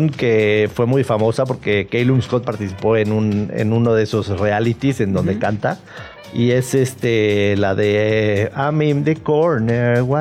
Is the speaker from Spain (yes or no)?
no; Mexico City, Mexico; yo nací en Ciudad de México. de hecho, bueno, pero... aquí cerca, en el Santa Mónica. El chilango. Sí, claro. En el Santa Mónica. Es súper chilango